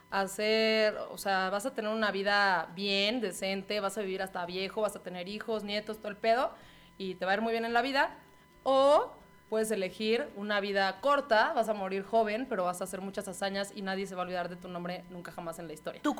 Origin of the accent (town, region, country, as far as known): Mexico